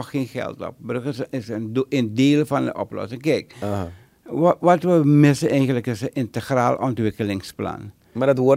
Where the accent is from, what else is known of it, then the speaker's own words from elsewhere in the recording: Netherlands; Mijn vader had een binding, mijn moeder, maar ik ben geboren en getogen in Nederland.